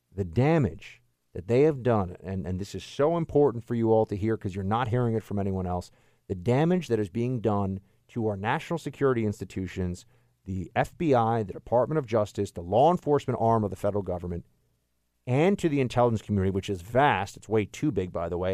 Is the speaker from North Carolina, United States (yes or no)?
no; New York City, New York, United States; now in Washington, D.C., United States; the Big Apple, uh, my hometown